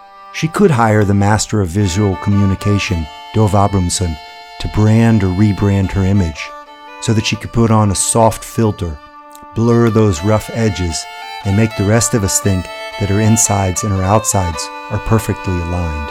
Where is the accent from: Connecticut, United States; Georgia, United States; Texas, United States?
Texas, United States; I'm from Texas